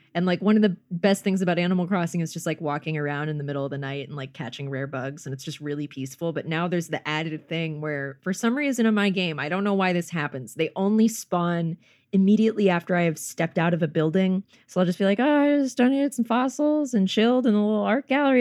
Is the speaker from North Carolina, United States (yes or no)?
yes; North Carolina, United States; also born or lived in Georgia; now in Los Angeles, United States; I'm from North, North Carolina and lived in Georgia for a bit